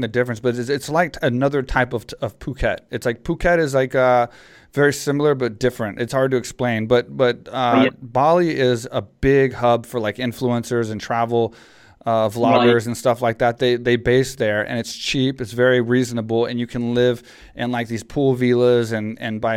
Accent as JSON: {"language": "English", "region": "Texas", "country": "United States", "tie": "born or raised there", "said": "I grew up in Texas, so it's like small town Texas"}